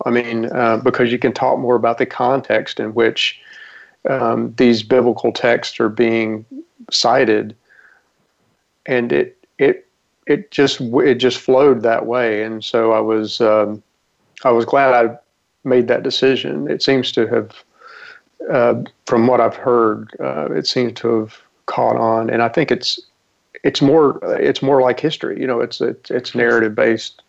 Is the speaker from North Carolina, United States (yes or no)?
yes; Rutherfordton, North Carolina, United States; I grew up in Western North Carolina. I was born raised in Rutherfordton